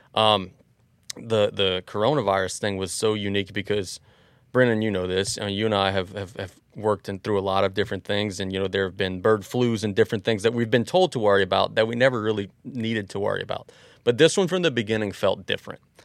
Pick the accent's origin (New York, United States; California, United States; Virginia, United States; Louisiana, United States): Louisiana, United States; Galliano; also born or lived in Cut Off, Louisiana; we lived in East 115th Street in Galliano, which is exactly across from Galliano Elementary School